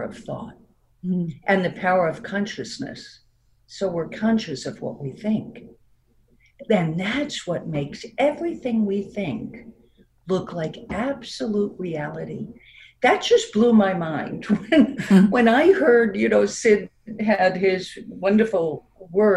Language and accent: English; New York, United States; accent: New York; also born or lived in Florida; now in Connecticut, United States; I still have my New York accent